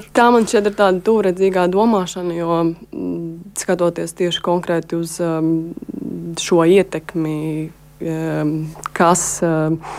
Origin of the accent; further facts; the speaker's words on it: Latvia; es esmu žurnālists no Latvijas